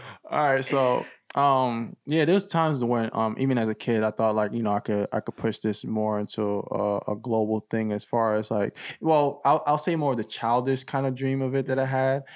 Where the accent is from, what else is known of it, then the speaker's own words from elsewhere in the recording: Owerri, Imo, Nigeria; moved away; my hometown in Nigeria, Owerri